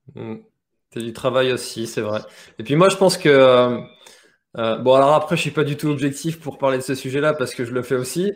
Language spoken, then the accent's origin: French; Brittany, France; En tant que breton